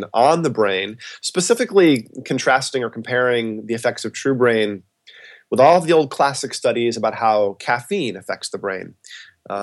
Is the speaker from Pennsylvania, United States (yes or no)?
no; Westport, Massachusetts, United States; moved away as an adult; also born or lived in Boston, Massachusetts; now in Los Angeles, United States; I grew up in a town called Westport, Massachusetts